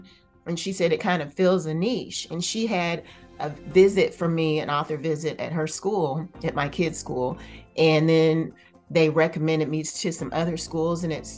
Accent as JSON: {"language": "English", "town": "Louisville", "region": "Kentucky", "country": "United States", "tie": "born or raised there", "moved": "as an adult", "lives_now": "Houston, United States", "said": "I moved to Houston about 16 years ago. So I was born and raised in Louisville, Kentucky, but I kind of feel like Houston is my home now. I've lived here so many years"}